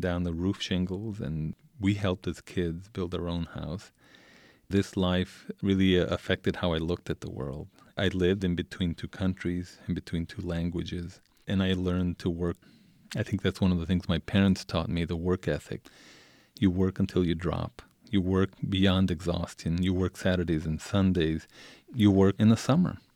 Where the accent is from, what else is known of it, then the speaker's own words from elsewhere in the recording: El Paso, Texas, United States; moved away; I, I grew up in Isleta when Isleta was a shanty town. It's, it's in the outskirts of El Paso.